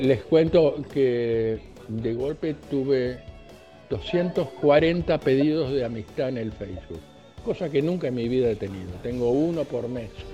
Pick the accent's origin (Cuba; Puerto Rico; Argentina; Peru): Argentina; now in United States